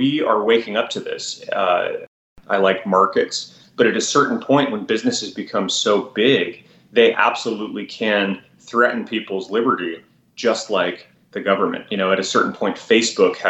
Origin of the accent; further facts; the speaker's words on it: Tucson, Arizona, United States; moved away as an adult; also born or lived in Silicon Valley; I grew up right there in Tucson, Arizona, 30 years ago